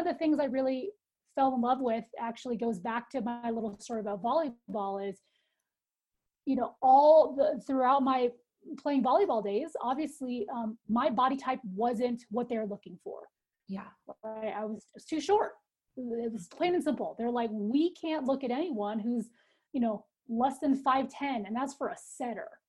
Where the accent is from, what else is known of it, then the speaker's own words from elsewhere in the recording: Northern California, United States; moved away as an adult; now in Colorado, United States; I grew up in Northern California.